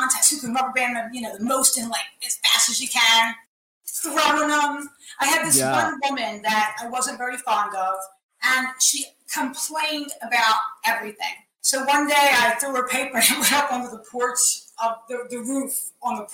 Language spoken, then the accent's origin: English; Philadelphia, Pennsylvania, United States; moved away as an adult; now in New Jersey, United States; I was born in Northeast Philadelphia. And I lived there till probably I was about 18 or 19